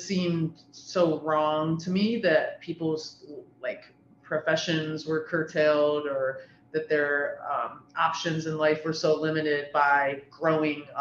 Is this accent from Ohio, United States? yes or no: yes; Ohio, United States; I'm born and raised in Ohio, been here my whole life.